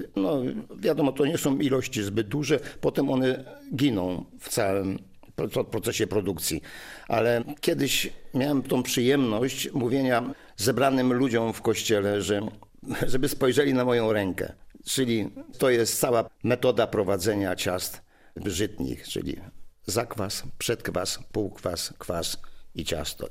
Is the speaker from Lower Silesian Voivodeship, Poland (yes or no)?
yes; Wrocław, Lower Silesian Voivodeship, Poland; U nas w Wrocławiu nazywane to piersiówkami